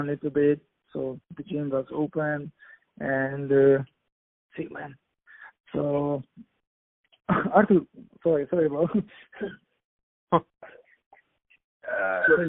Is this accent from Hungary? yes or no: yes; Hungary; I am from Hungary, and the country is behind me